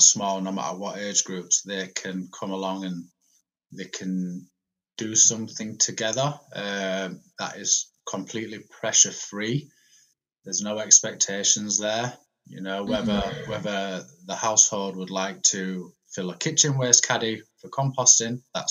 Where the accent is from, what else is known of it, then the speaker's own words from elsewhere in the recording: Malta; moved away as an adult; also born or lived in England; now in Huddersfield, United Kingdom; I was born in England. And then at the age of eight, my parents moved to a little island in the Mediterranean, which you might have heard of, called Malta. So then I spent from the age of eight to 23 living over there